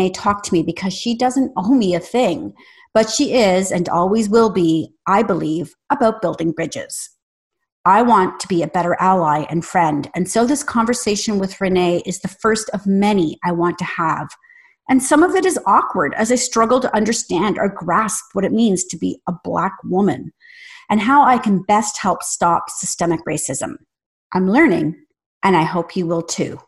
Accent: Canada; I'm Canadian

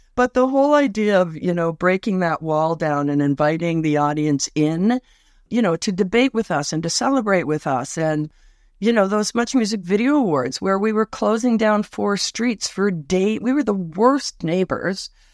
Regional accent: Toronto, Ontario, Canada; moved away; also born or lived in West Coast; I was born in Scarberia, uh, Scarborough, Ontario, just outside Toronto

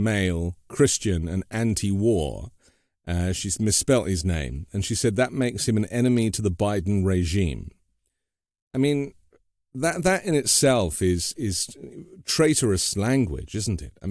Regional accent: United Kingdom; now in United States; I'm obviously a British man living in the US, legally

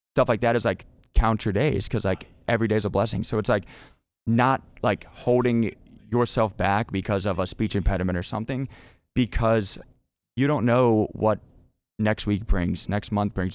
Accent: North Carolina, United States; also born or lived in Cleveland, Ohio; moved from Ohio in second grade to North Carolina, um, and then stayed there since then

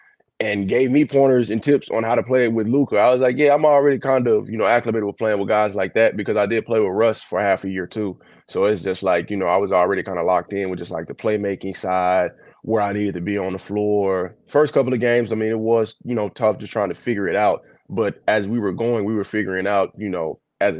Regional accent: El Dorado, Arkansas, United States; now in Dallas, United States; from down south, El Dorado, Arkansas, you know, it's dope, because most of my family, like, they stay here on my dad's side. My hometown is like 4 hours away

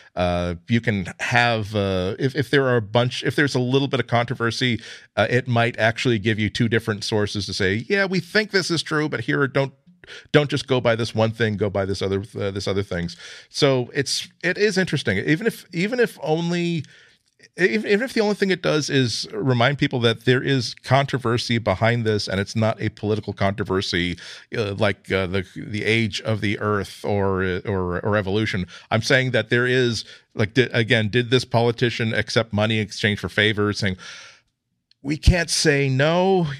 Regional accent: United States; I'm American

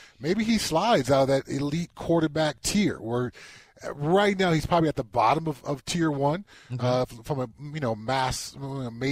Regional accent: Southern California, United States; Growing up in Southern California

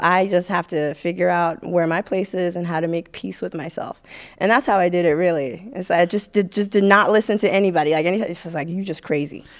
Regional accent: Haiti; now in United States; I grew up in Haiti

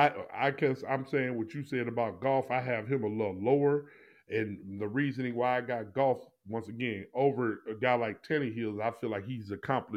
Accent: Missouri, United States; I'm from Missouri. I'm the show me state.

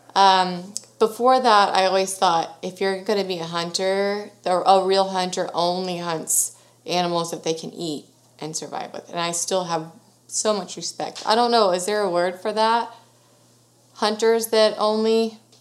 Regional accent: Sugar Land, Texas, United States; born and raised in Sugar Land, Texas

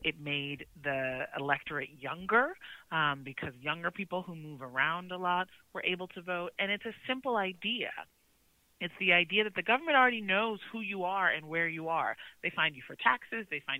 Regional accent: Chicago, Illinois, United States; I grew up in Chicago

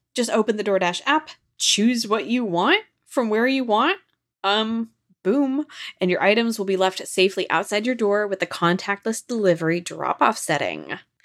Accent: Washington, United States; Because I'm from Washington State, you know I'm a Krispy Kreme gal.

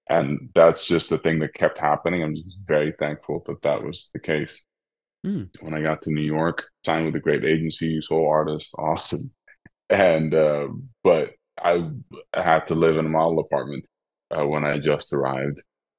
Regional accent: Netherlands; accent: Dutch; English is a second language; But still, my Dutch accent comes out sometimes when I speak in German, I guess.

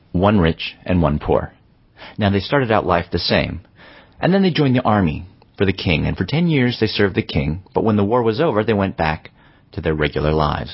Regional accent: Berkeley, California, United States; my hometown in Berkeley

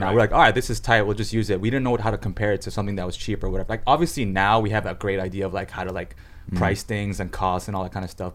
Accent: United States; moved away as an adult; now in Seoul, South Korea; being from America

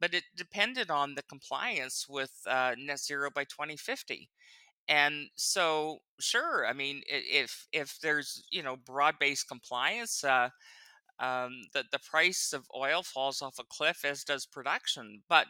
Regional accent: Calgary, Alberta, Canada; now in Ottawa, Canada; I was born in 61, so I was 13. So I don't know what I was thinking when I was 13. I don't think I thought much about it at all. I mean, I loved Calgary.

